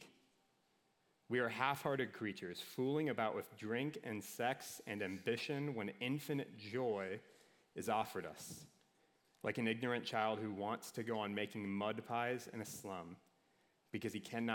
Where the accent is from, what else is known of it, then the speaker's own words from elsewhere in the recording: Minnesota, United States; I'm from Minnesota